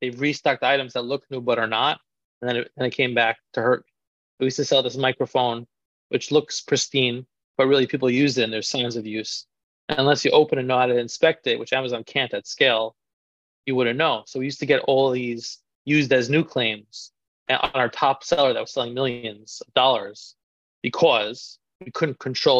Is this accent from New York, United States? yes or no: yes; New York City, New York, United States; I grew up in Queens, New York, one of the boroughs of New York City